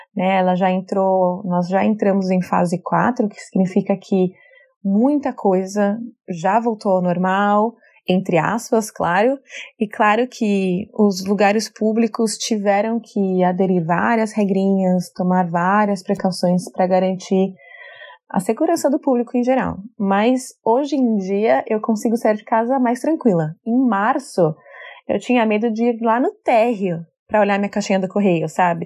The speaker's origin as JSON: {"language": "Portuguese", "region": "São Paulo", "country": "Brazil", "moved": "as an adult", "lives_now": "New York, United States", "said": "sou brasileira da cidade de São Paulo, hoje moro em Nova York"}